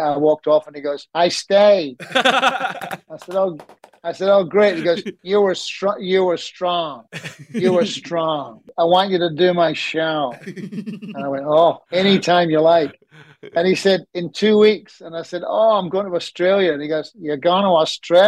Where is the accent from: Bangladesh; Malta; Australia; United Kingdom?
United Kingdom; moved away; I went back to Britain a few weeks ago, played in the UK, and I played near my hometown